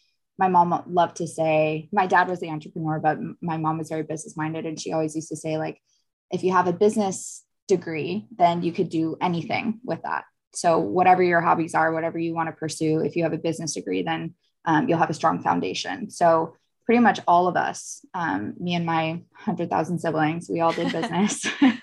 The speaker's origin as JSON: {"language": "English", "region": "Connecticut", "country": "United States", "tie": "born or raised there", "also_born_or_lived": "Florida / Texas", "lives_now": "California, United States", "said": "Originally I'm from the East Coast. I like to say I like made my way across the States. Like I was born in Florida and then we moved to Connecticut, and then I went to school in Texas, and then from there moved to California."}